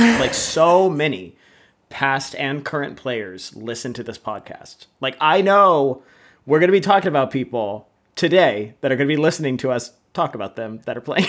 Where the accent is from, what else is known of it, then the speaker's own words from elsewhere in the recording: Seattle, Washington, United States; we're both from Seattle.